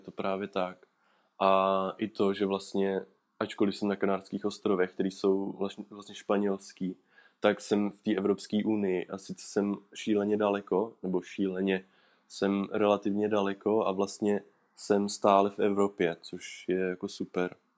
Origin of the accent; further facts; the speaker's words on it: Orlické hory, Hradec Králové Region, Czechia; v Orlických horách, odkud, odkud pocházím